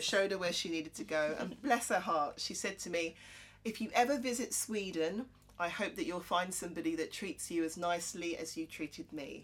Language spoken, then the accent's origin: English; Croydon, London, United Kingdom; I'm from Croydon